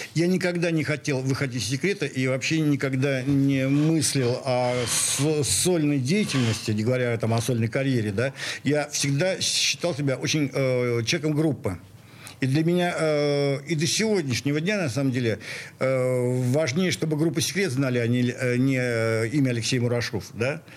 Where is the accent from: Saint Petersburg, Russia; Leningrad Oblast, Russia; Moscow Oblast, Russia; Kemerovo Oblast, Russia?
Saint Petersburg, Russia; also born or lived in Moscow; я в такой питерец